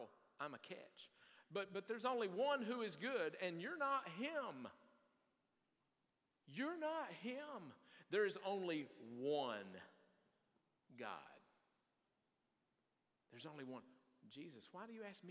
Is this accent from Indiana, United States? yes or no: no; Salmon, Idaho, United States; moved away; Pray for my hometown